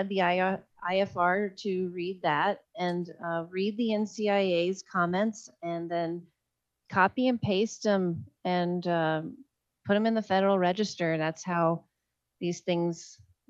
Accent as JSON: {"language": "English", "region": "Oklahoma", "country": "United States", "tie": "born or raised there", "also_born_or_lived": "Colorado", "moved": "yes", "said": "My home state of Oklahoma"}